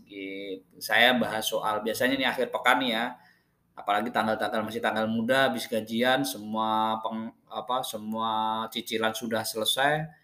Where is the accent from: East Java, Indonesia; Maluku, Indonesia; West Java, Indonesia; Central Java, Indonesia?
Central Java, Indonesia; Wonogiri; now in Jakarta, Indonesia; kemarin saya pulang kampung, terus saya pulang kampung balik ke Jakarta itu saya naik kereta. Nah, dari kampung saya di Wonogiri ke Madiun itu sekitar satu jam